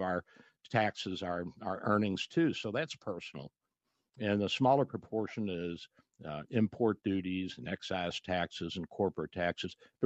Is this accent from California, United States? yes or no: no; Louisville, Kentucky, United States; now in Florida, United States